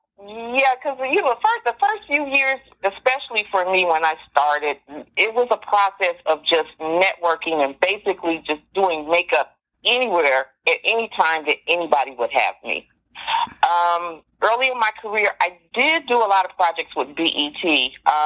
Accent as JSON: {"language": "English", "town": "Dayton", "region": "Ohio", "country": "United States", "tie": "born or raised there", "moved": "as an adult", "lives_now": "Los Angeles, United States", "said": "I am a native of Dayton, Ohio. I was born and raised in Dayton, Ohio"}